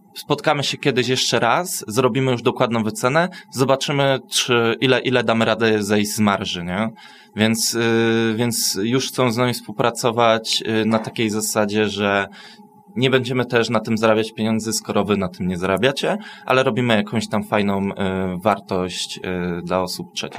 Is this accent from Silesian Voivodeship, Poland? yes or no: yes; Myszków, Silesian Voivodeship, Poland; ja na przykład jako osoba z Myszkowa, no nie, nie mogę powiedzieć, że jestem ze Śląska i mówię po śląsku